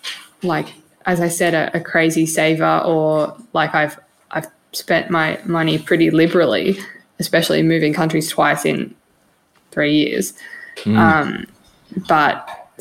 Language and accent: English; Australia; accent: Australian; moved away as an adult; now in Finland; I'm sitting here with my Australian accent